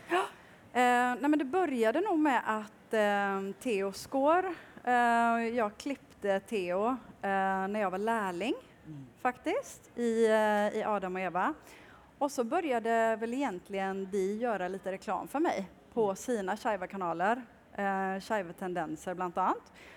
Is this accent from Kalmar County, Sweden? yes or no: yes; Kalmar, Kalmar County, Sweden; now in Oslo, Norway; Jeg kommer fra Kalmar i eh, Sverige